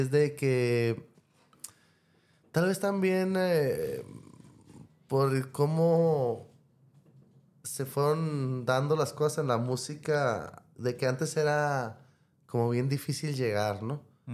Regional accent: Mexicali, Baja California, Mexico; crecí en Mexicali

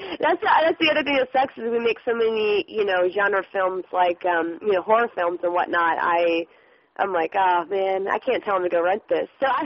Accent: Scotland, United Kingdom; I mean, we're all Scottish, like my mom and my all my grandparents born and raised Scotland, Aberdeen, and we're just like close-knit family

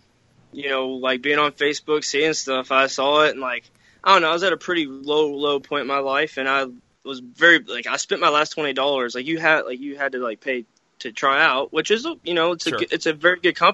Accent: Louisville, Kentucky, United States; I grew up growing up in Louisville, all I knew was WWE and OVW

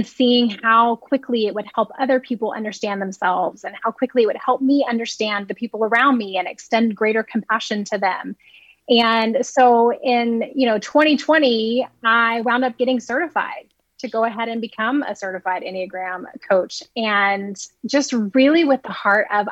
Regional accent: Alabama, United States; I grew up in Alabama, but I wasn't born there. My family wasn't from there

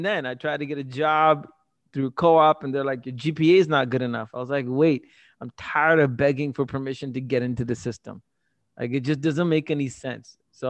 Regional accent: Tamil Nadu, India; also born or lived in Singapore; Prior to that, I was just another Asian kid in Singapore, and I was like, wait, I come from Tamil Nadu, I speak Tamil, but I'm not Tamil, but then there's all these other languages, what the hell's going on?

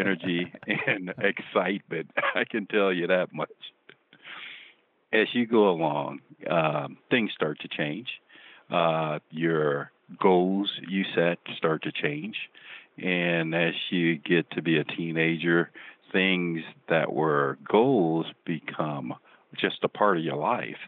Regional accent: Shreveport, Louisiana, United States; growing up in Shreveport, Louisiana, as a kid

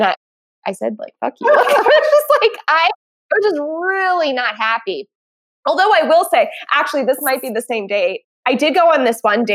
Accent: New Jersey, United States; I grew up in South Jersey

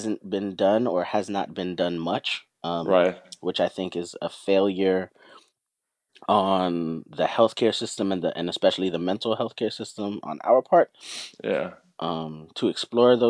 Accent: Florida, United States; also born or lived in New York / Trinidad and Tobago; I grew up in Florida, so in a lot of ways, a lot of Southern tendencies live inside of me. But I'm also from New York

